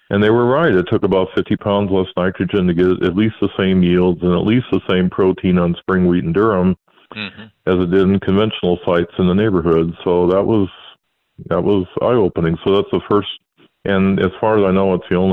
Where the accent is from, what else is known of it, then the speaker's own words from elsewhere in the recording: New Lenox, Illinois, United States; also born or lived in Joliet, Illinois; now in North Dakota, United States; I was born in Joliet and then raised in New Lenox, which is about 6 miles outside of town